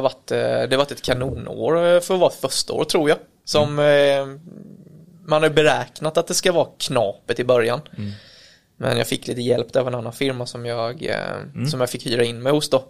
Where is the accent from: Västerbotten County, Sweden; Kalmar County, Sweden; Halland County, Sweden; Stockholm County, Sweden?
Kalmar County, Sweden; Kalmar; now in Växjö, Sweden; jag är från Kalmar egentligen. Bor i Växjö